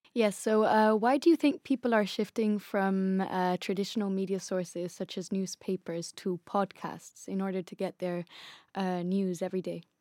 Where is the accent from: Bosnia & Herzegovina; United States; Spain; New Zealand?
Spain; now in London, United Kingdom; I am Spanish